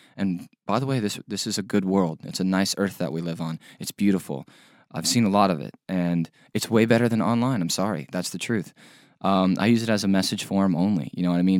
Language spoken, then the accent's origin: English; Middleburg, Florida, United States; from Middleburg, Florida. I still live there